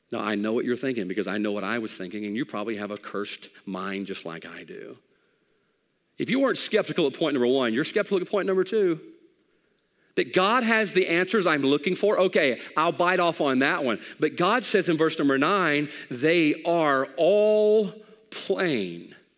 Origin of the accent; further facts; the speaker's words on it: the Bible Belt, United States; We grew up in the Bible Belt